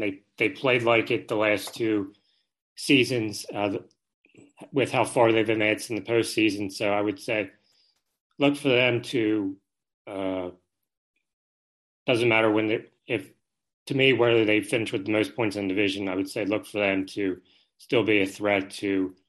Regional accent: outside of Philadelphia, Pennsylvania, United States; now in Utah, United States; I'm originally from Pennsylvania. I grew up outside of Philadelphia.

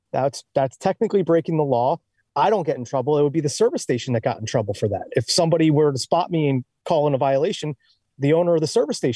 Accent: New Jersey, United States; Like, hey, we're from Jersey. We're the only ones who don't have to pump our own gas.

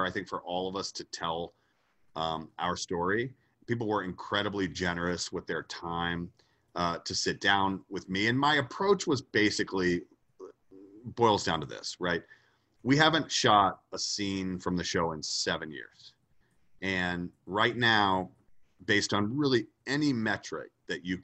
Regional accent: Atlanta, Georgia, United States; moved away; I was originally from Atlanta, Georgia, and I moved away

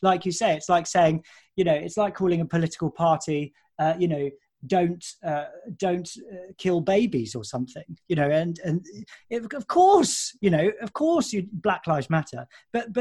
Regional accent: near Colchester, East of England, United Kingdom; moved away; I grew up near Colchester, and I used to go and watch Colchester United

